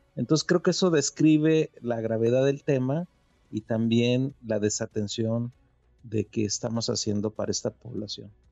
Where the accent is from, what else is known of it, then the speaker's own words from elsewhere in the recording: Mexico; somos mexicanos